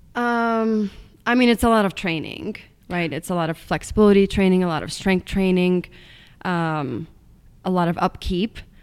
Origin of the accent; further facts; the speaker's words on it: Estonia; English is a second language; moved away as an adult; now in United States; I'm from Estonia, which is a small country in East Europe. Um, I grew up in a tiny little town